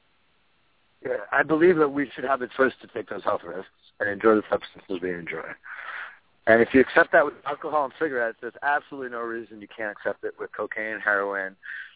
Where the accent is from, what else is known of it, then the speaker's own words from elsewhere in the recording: New York City, New York, United States; I grew up in New York City